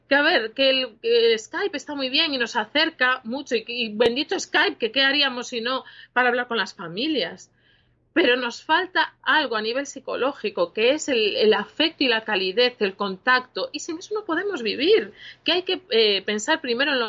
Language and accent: Spanish; Galicia, Spain; Es que los gallegos somos muy flipados.